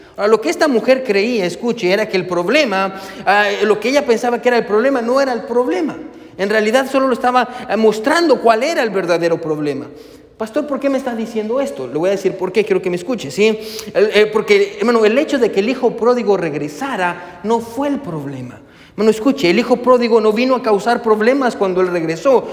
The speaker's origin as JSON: {"language": "Spanish", "country": "Guatemala", "moved": "yes", "said": "nosotros somos de Guatemala"}